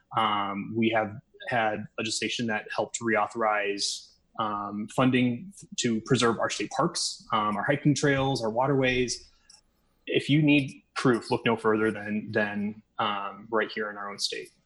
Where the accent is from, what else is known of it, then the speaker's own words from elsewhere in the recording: Des Moines, Iowa, United States; moved away as an adult; now in Las Vegas, United States; I'm originally from Des Moines, Iowa, but I've been living here in Nevada for um, just over six years.